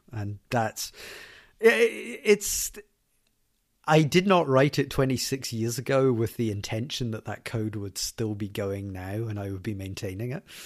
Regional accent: Glasgow, Scotland, United Kingdom; Scotland. That's where I'm from. I'm from Glasgow

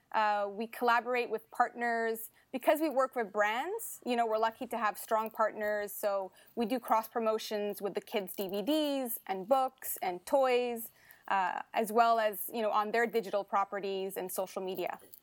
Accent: Ottawa, Ontario, Canada; moved away as an adult; now in Montreal, Canada; I was born and raised in Ottawa, so I'm actually happy to be coming back to my hometown

